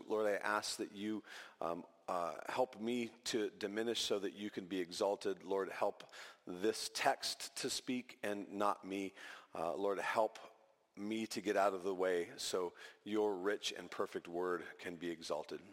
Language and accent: English; California, United States; moved away as an adult; also born or lived in Equatorial Guinea; back to California where, where we were raised